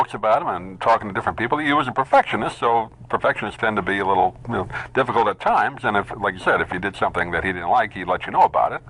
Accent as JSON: {"language": "English", "region": "New York", "country": "United States", "tie": "born or raised there", "moved": "yes", "lives_now": "Florida, United States", "said": "We lived in New York, grew up in New York, so a lot of people don't understand that. You know, you come down here to Florida"}